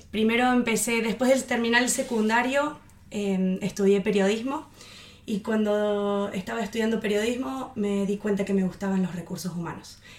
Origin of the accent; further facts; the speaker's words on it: Germany; born there; Como habías contado, yo nací en Alemania y quería vivir la cultura y la experiencia de estar en Alemania.